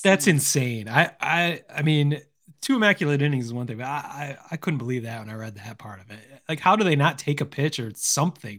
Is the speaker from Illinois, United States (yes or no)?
no; Lansing, Michigan, United States; Lansing Lugnuts, my hometown